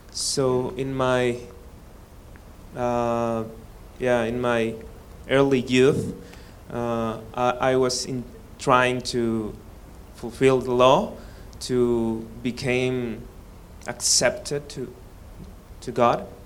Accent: Mexico City, Mexico; English is a second language; Uh, I'm from Mexico. I born in Mexico. My father's, father and mother are from Mexico.

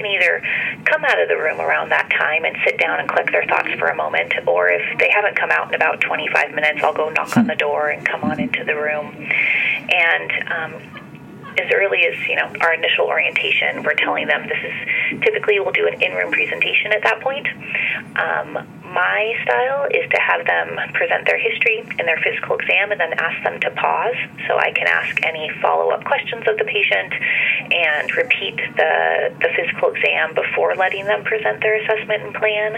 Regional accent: Washington, United States; I am a native Washingtonian. I grew up in Washington State, close to the Canadian border, and then came down to Seattle to attend the University of Washington

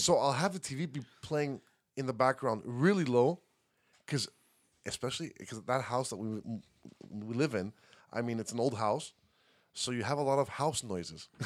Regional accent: Montreal, Quebec, Canada; moved away as an adult; now in Greece; we grew up here in Montreal.

